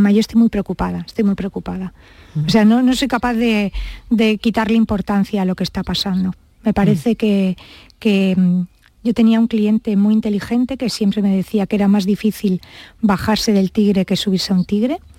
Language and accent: Spanish; Almería, Andalusia, Spain; born or raised there; also born or lived in Granada